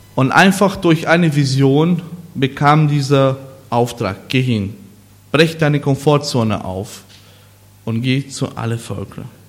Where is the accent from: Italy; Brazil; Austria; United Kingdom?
Brazil; German is a second language; moved away as an adult; now in Germany; wo ich eigentlich groß geworden bin, obwohl ich ein Deutscher bin oder Brasilianer